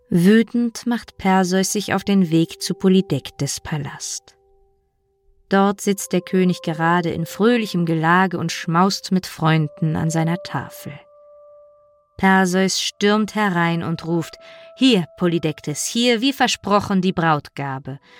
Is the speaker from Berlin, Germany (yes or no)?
yes; Berlin, Germany; in meiner Heimatstadt Berlin